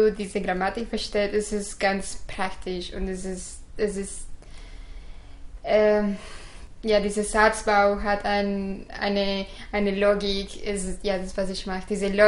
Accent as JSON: {"language": "German", "town": "Guadalajara", "region": "Jalisco", "country": "Mexico", "first_language": "Spanish", "second_language": "German", "said": "Guadalajara, Mexiko."}